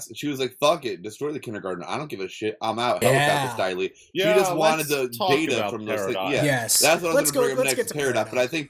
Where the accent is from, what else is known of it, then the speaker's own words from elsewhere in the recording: New York, United States; I'm a New Yorker.